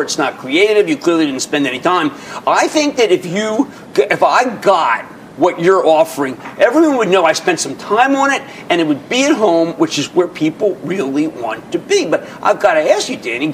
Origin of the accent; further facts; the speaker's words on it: Philadelphia, Pennsylvania, United States; I'm from Philadelphia